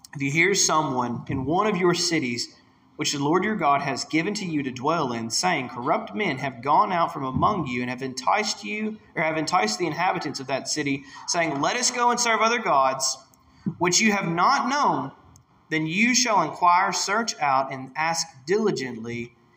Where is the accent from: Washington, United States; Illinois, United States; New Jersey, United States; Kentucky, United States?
Kentucky, United States; Whitesville; now in Hardinsburg, United States; I grew up in Whitesville, Kentucky